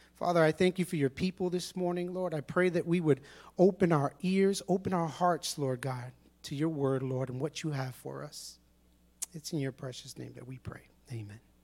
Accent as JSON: {"language": "English", "town": "New York City", "region": "New York", "country": "United States", "tie": "born or raised there", "said": "I was born and raised in Brooklyn, East New York"}